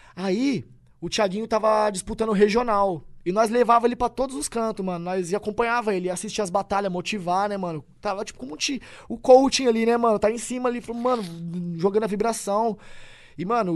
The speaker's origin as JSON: {"language": "Portuguese", "town": "Tupã", "region": "São Paulo", "country": "Brazil", "tie": "born or raised there", "moved": "as an adult", "said": "Eu nasci em Tupã."}